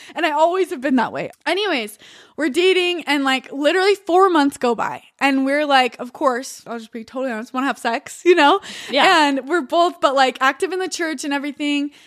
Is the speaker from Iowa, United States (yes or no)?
no; Utah, United States; I'm from Utah.